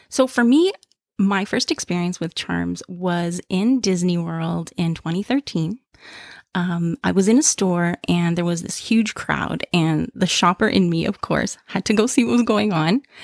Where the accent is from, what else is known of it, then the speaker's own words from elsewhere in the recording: Toronto, Ontario, Canada; I'm from Toronto, Canada